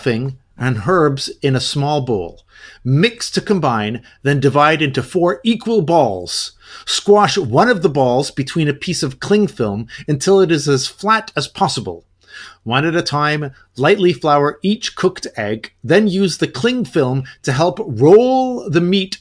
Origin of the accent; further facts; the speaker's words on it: Canada; I am a Canadian, a Canuck